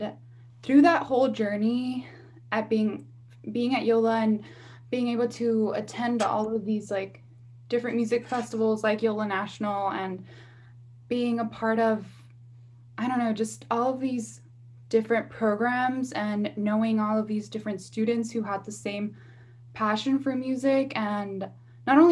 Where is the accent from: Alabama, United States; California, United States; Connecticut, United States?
California, United States; Los Angeles; I born and raised in South Los Angeles